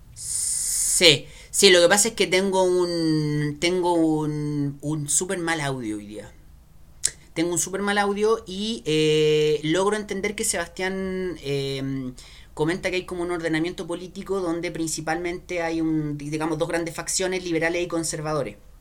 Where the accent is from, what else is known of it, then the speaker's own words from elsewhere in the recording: Chile; como chileno